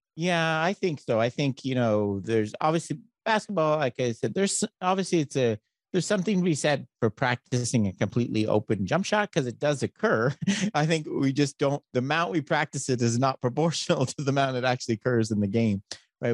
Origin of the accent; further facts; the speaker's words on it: Canada; now in United States; I'm Canadian